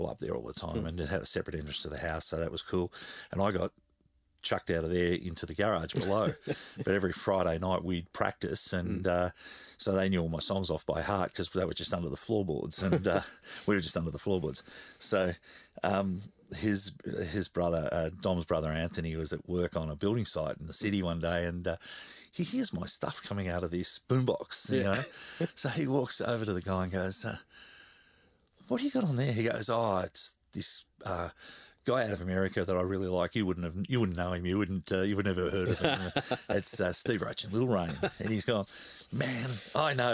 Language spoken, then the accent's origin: English; Australia; accent: Australian; my Australian accent